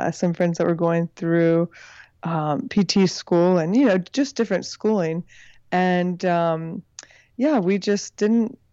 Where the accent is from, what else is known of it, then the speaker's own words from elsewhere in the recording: New Braunfels, Texas, United States; moved away as an adult; also born or lived in Los Angeles, California; I'm originally from Texas. I grew up in a town called New Braunfels